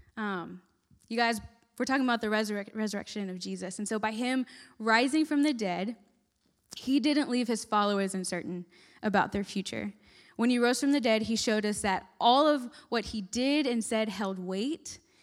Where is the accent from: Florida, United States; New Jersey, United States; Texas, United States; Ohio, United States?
Texas, United States; moved away as an adult; now in West Virginia, United States; I'm from Texas, and I was moving all the way to West Virginia. I'd lived in Texas my whole life, never thought I'd leave